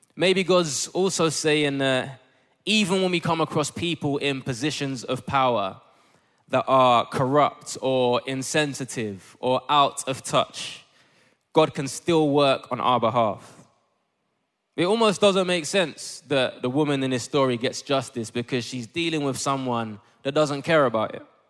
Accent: Ghana; I'm Ghanaian

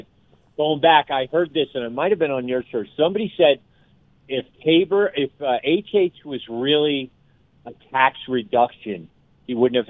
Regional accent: New York City, New York, United States; moved away; I grew up in New York City, the biggest in the country.

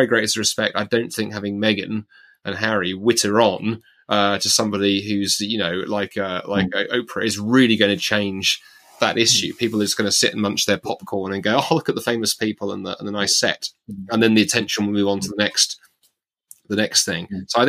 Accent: United Kingdom; as a British Christian

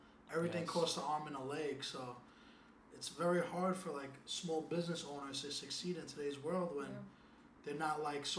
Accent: New York City, New York, United States; growing up in Williamsburg

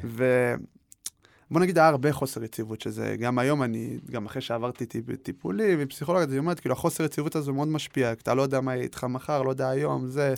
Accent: Israel; born or raised there; also born or lived in Paris, France

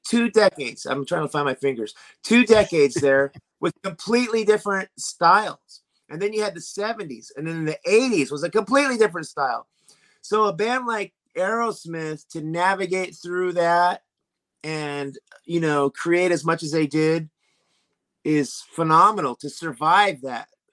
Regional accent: Sacramento, California, United States; my hometown of Sacramento, California

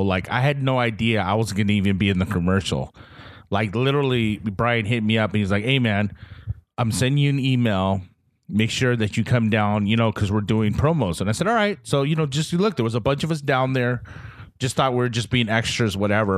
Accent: Guam; moved away; I'm from Guam, I'm from this small little island in the middle of nowhere

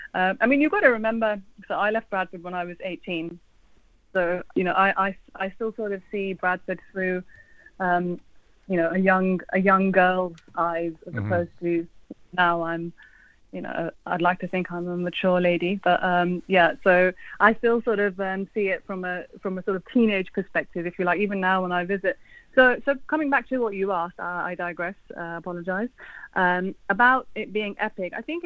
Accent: Pakistan; But being Pakistani myself, obviously my affinity is more towards my own food

